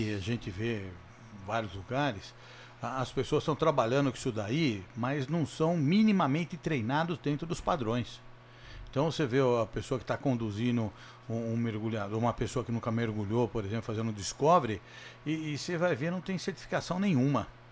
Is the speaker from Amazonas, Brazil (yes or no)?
no; Jundiaí, São Paulo, Brazil; eu sou de Jundiaí